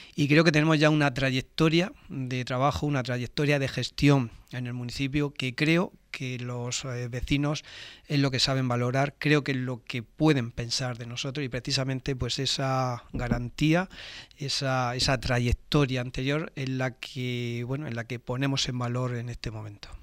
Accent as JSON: {"language": "Spanish", "town": "Torre Pacheco", "region": "Region of Murcia", "country": "Spain", "said": "trabajar por mi municipio, por mi pueblo"}